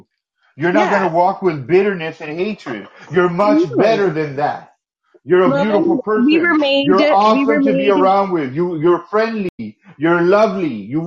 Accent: United States; I'm only American. I can't give that to Canadians.

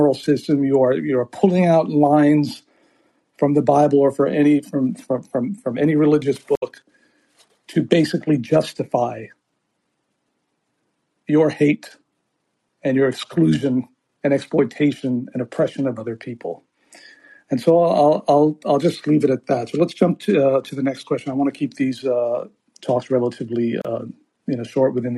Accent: Beirut, Beirut Governorate, Lebanon; moved away; I grew up in Beirut

